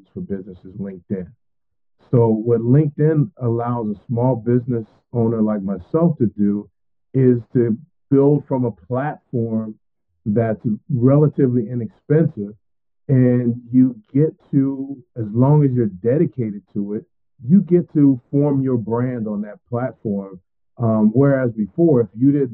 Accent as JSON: {"language": "English", "town": "Willingboro", "region": "New Jersey", "country": "United States", "tie": "born or raised there", "moved": "yes", "lives_now": "Atlanta, United States", "said": "I grew up in a great town called Willingboro, New Jersey"}